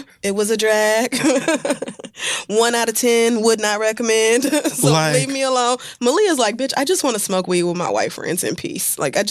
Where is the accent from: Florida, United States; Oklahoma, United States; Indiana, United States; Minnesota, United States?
Oklahoma, United States; I grew up in Oklahoma